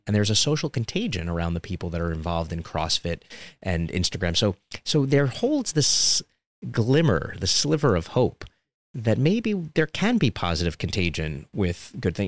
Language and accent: English; New York City, New York, United States; when I grew up in Coney Island, Brooklyn